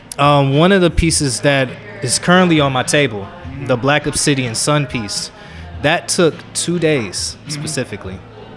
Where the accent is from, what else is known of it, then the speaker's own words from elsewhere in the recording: Cleveland, Ohio, United States; born and raised in Cleveland, pushing 30